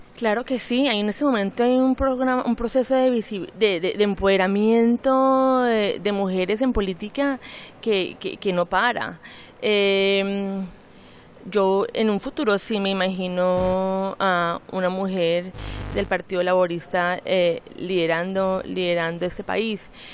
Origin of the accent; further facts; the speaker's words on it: Colombia; now in London, United Kingdom; cuando salí de Colombia a finales de los 90